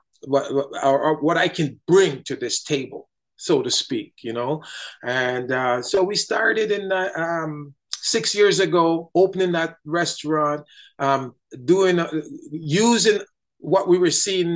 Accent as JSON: {"language": "English", "country": "Jamaica", "moved": "yes", "lives_now": "Canada", "said": "I'm from Jamaica"}